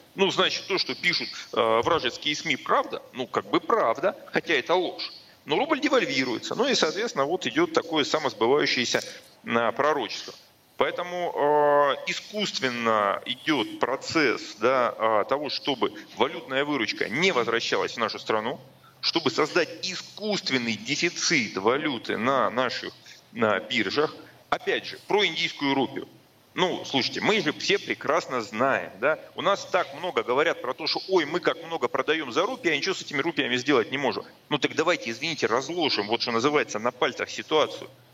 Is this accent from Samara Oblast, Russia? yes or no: no; Rostov-on-Don, Rostov Oblast, Russia; moved away; в моем родном городе